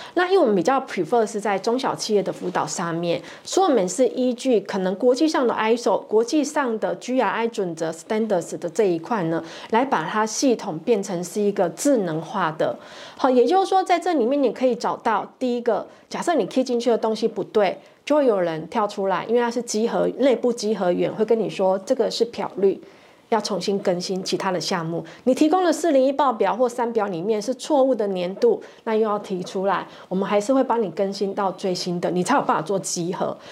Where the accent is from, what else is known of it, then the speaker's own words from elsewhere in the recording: Taiwan; 因为我们台湾人常常就是拍 say